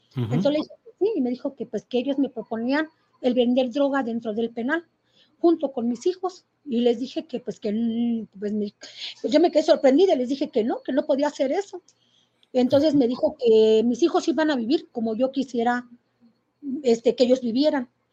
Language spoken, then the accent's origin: Spanish; Querétaro, Mexico; soy de aquí de Querétaro